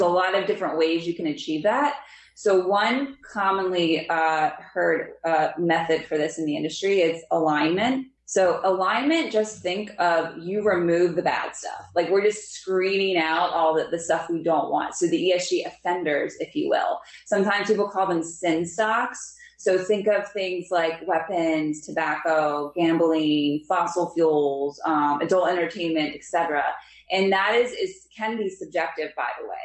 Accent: Lansdale, Pennsylvania, United States; I grew up in Lansdale, Pennsylvania.

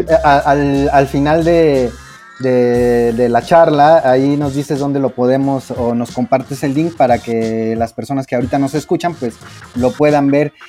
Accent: Mexico; nosotros mismos como mexicanos

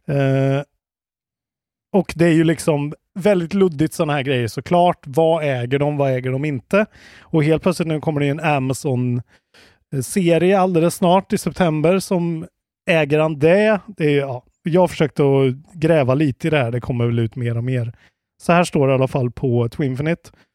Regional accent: Sweden; man blir ju stolt som svensk

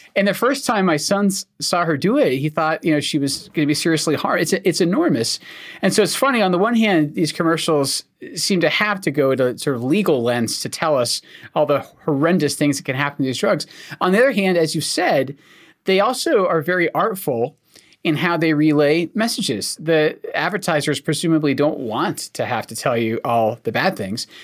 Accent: Scotland, United Kingdom; accent: Scottish; now in United States; I'm actually Scottish. I'm not from America

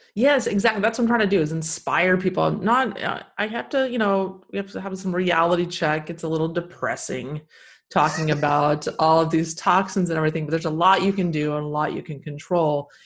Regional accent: Texas, United States; I grew up in Texas

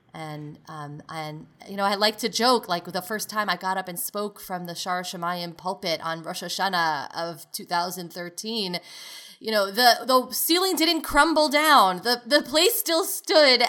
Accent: New York City, New York, United States; moved away; also born or lived in Chicago; growing up in Brooklyn, New York, in a modern Orthodox community.

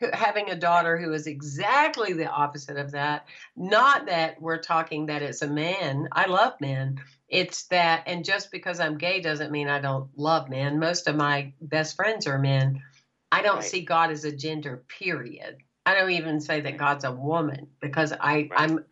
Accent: Anderson, South Carolina, United States; now in Florida, United States; I grew up in, you probably have never heard of it, Anderson, South Carolina

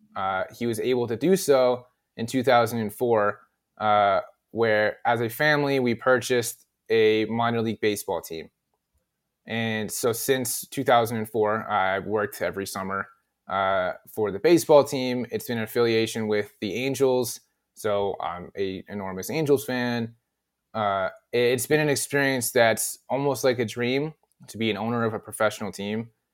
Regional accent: the Valley, California, United States; accent: Valley; moved away as an adult; also born or lived in Washington, D.C.; I'm from the Valley, as stereotypical as it gets in terms of how I talk

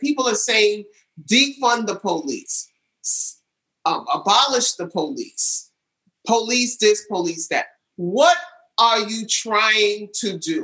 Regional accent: New York City, New York, United States; born or raised there; also born or lived in California

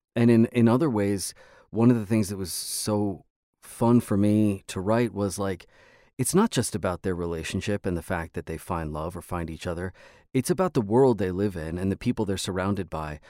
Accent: Los Angeles, California, United States; Los Angeles, which is my hometown

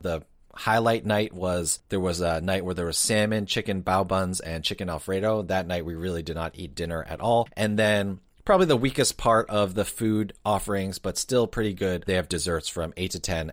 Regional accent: New Jersey, United States; being born and raised in New Jersey

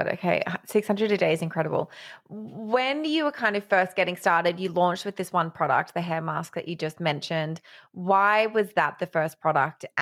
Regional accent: Australia; I'm Australian

